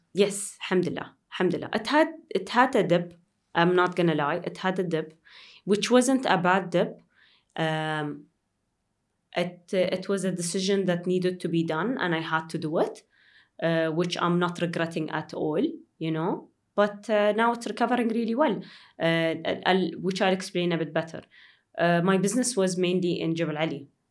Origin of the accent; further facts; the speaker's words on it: Dubai, United Arab Emirates; I'm from, uh, Dubai.